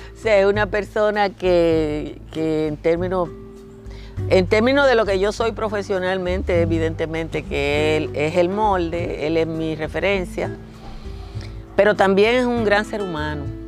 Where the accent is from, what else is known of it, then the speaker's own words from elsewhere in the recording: Nizao, Peravia, Dominican Republic; moved away; Yo nací en Nisao, Nisao es un pobladito pequeñito, virtualmente a la orilla del mar